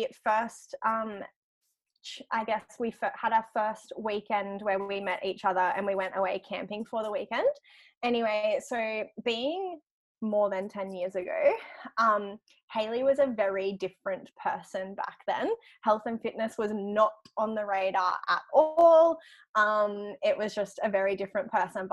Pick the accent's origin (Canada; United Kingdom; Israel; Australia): Australia; Grafton, New South Wales; now in Gold Coast, Australia; I grew up in Grafton